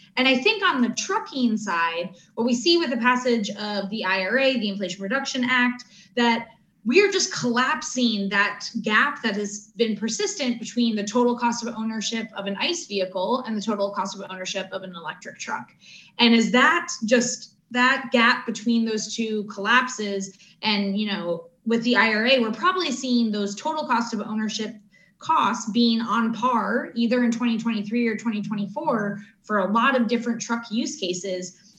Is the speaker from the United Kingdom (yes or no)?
no; United States; also born or lived in Latin America / Africa; as an American